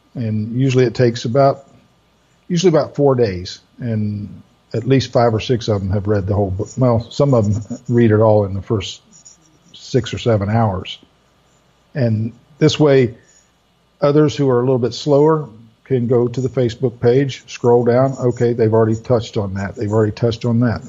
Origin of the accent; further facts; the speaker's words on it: Orlando, Melbourne area, Florida, United States; moved away; also born or lived in Greenville; most of my sales were in the Orlando, Melbourne area where I grew up and in Greenville where I was living